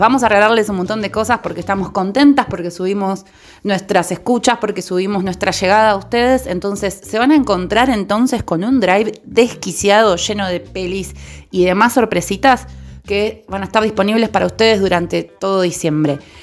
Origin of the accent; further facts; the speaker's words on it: Argentina; somos de acá, de Argentina